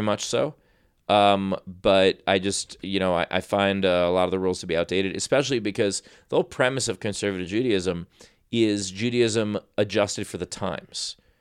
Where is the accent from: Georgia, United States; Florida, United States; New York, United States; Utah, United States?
New York, United States; New York City; moved away; East Coast, born and raised in New York City